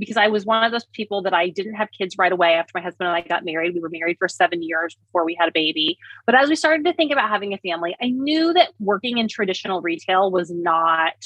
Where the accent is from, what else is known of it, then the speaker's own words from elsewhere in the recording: Indiana, United States; moved away; I was from Indiana